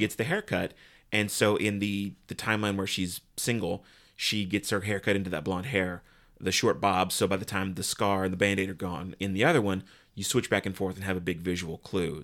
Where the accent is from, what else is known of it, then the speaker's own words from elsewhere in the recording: United States; as an American